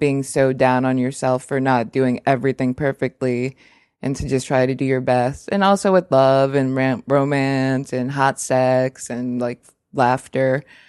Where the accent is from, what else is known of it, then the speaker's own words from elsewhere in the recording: United States; I'm American.